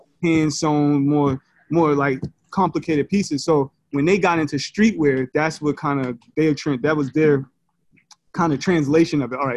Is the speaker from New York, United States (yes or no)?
yes; New York City, New York, United States; I'm from Brooklyn.